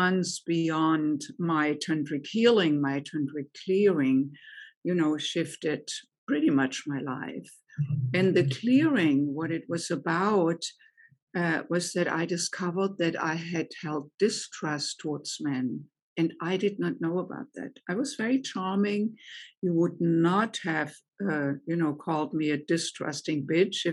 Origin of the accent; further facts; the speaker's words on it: Germany; English is a second language; moved away as an adult; also born or lived in United States; now in Chicago, United States; I grew up in Germany, as you may be able to tell from my accent, and came to the United States in my late 20s